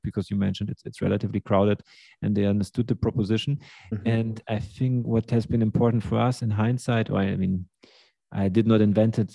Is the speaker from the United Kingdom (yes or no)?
no; Germany; also born or lived in Russia; I'm from Russia. Grew up in Germany.